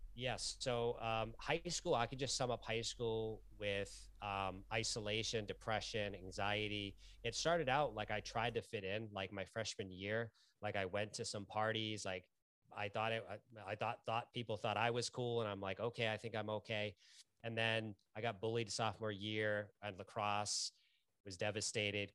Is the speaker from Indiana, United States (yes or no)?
no; Lowell, Massachusetts, United States; I grew up in Lowell, Massachusetts